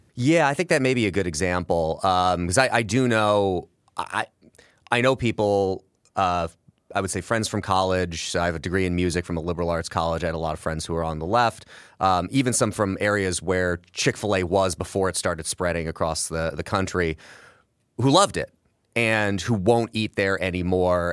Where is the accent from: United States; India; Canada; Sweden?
United States; Midwest; as a Midwesterner